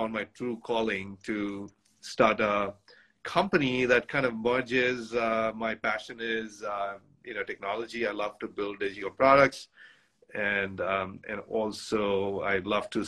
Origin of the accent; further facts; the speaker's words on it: India; moved away as an adult; now in United States; I grew up in India.